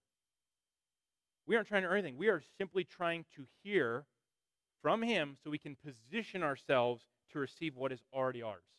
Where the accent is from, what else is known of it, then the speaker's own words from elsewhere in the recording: Northern Illinois, United States; we're from Northern Illinois